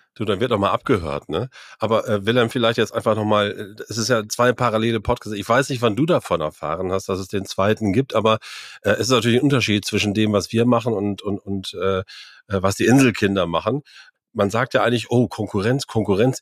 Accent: Meppen, Lower Saxony, Germany; now in Norderney, Germany; wir sind auf einer Riesenschule groß geworden äh, äh, in Meppen am Marianum

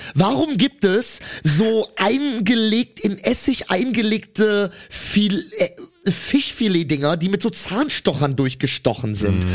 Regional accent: Cologne, North Rhine-Westphalia, Germany; ich komme ja aus Köln

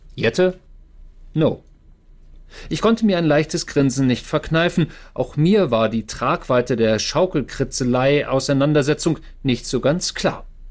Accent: Germany; moved away as an adult; now in United States; wir als Deutsche

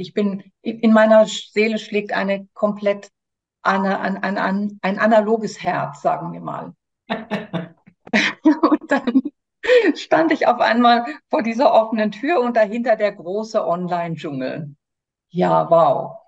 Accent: Germany; moved away as an adult; now in France; komme ich ursprünglich aus Deutschland, habe aber vor 26 Jahren Frankreich zu meiner Wahlheimat gemacht

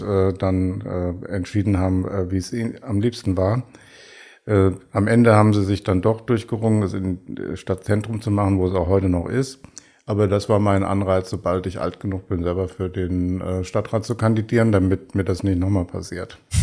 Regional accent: Bad Ems, Rhineland-Palatinate, Germany; also born or lived in Koblenz; in Bad Ems, meiner Heimatstadt

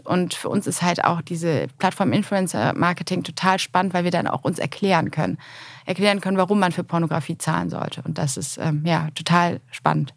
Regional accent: Cologne, North Rhine-Westphalia, Germany; in meiner Heimatstadt

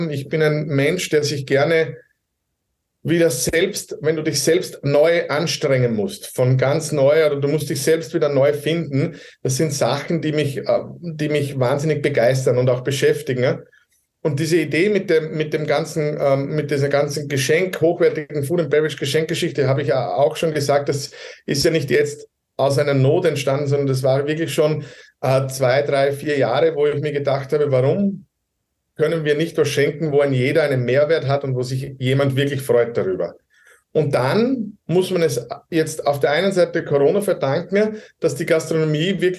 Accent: Styria, Austria; Also ich äh, bin aufgewachsen, geboren in der Steiermark und äh, mein Vater wollte unbedingt, dass ich Automechaniker werde bei Volkswagen.

